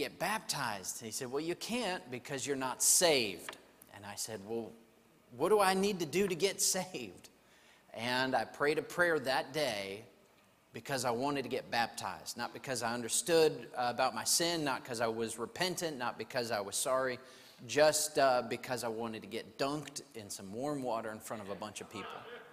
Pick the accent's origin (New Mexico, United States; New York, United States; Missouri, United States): New Mexico, United States; also born or lived in Santa Fe, New Mexico / Albuquerque, New Mexico; I'm from New Mexico, and I grew up there. I was born in Santa Fe, grew up in New Mexico